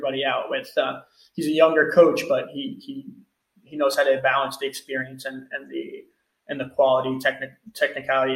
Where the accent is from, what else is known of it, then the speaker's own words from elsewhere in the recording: United States; moved away as an adult; now in Portugal; Being American